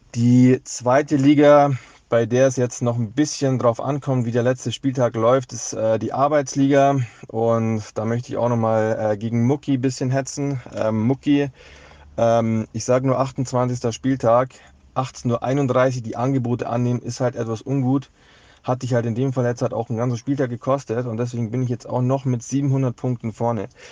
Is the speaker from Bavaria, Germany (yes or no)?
yes; Munich, Bavaria, Germany; als natürlich äh, gebürtiger Münchner ist man hier FC Bayern München-Fan